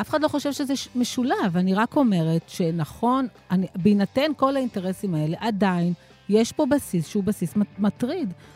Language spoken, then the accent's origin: Hebrew; Ashdod, Southern District, Israel; כשהייתי ילדה באשדוד של שנות ה-70 וה-80